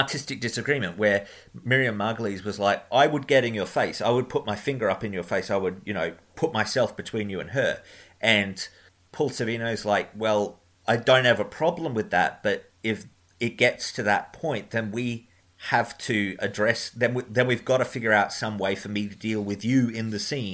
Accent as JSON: {"language": "English", "country": "Australia", "said": "I am Australian"}